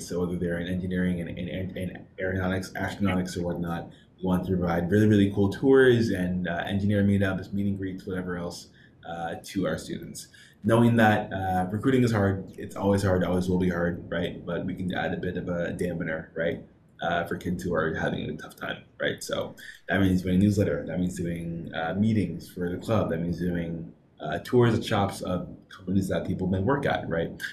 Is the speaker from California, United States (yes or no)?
no; Seattle, Washington, United States; moved away as an adult; now in Los Angeles, United States; I'm also from Seattle